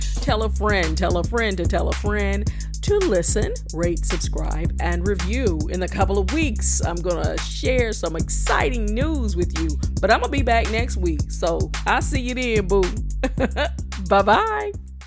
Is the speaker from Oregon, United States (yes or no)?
no; South Florida, United States; I'm from South Florida